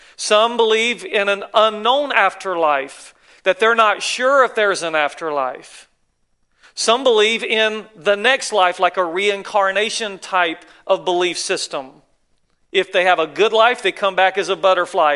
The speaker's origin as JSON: {"language": "English", "region": "North Carolina", "country": "United States", "moved": "as an adult", "lives_now": "California, United States", "said": "I'm from the South, in case you wonder. North Carolina, way over yonder"}